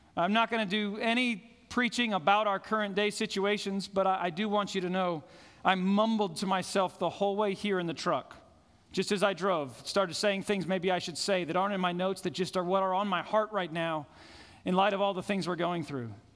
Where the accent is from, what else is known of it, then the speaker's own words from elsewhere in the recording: Fort Collins, Colorado, United States; where I grew up in Fort Collins, I could look up and see Long's Peak every single morning of my life.